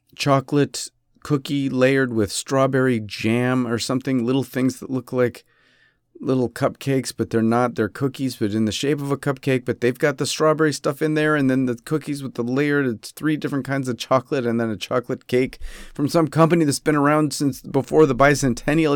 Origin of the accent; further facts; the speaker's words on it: United States; also born or lived in Rochester; I'm American. And the problem is, you know, I, I'm an American.